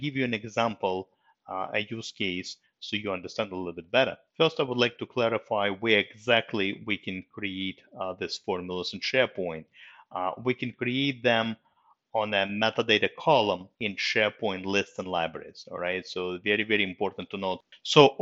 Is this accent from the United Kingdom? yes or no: no; Russia; moved away; I was born in Russia and I was lucky enough to go through the Russian school system